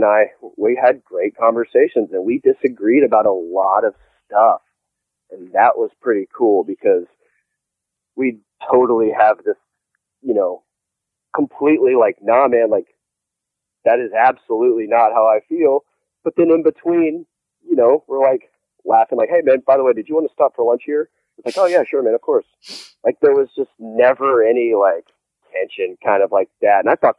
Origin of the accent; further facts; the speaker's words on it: the South, United States; And, you know, I'm from the South.